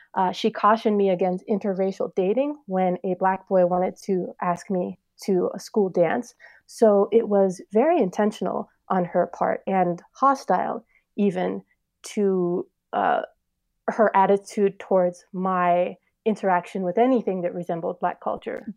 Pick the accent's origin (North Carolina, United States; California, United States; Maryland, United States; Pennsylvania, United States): Pennsylvania, United States; Pittsburgh; we moved to Pittsburgh when I was five, and as soon as I got into kindergarten and first grade